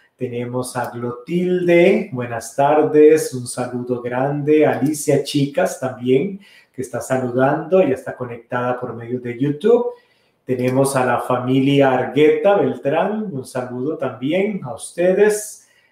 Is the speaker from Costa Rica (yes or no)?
yes; Costa Rica; moved away; la parroquia de San Carlos Borromeo, de donde yo soy originario, allá en Costa Rica